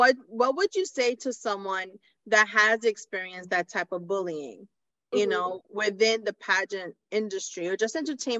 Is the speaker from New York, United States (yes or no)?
yes; New York, United States; all of us are from the Bronx, right? We all went to high school together.